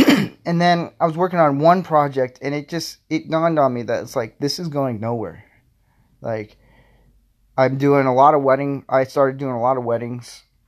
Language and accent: English; Florida, United States; now in Nebraska, United States; I'm originally from Florida, moved to Nebraska. So I would say I'm a southern boy.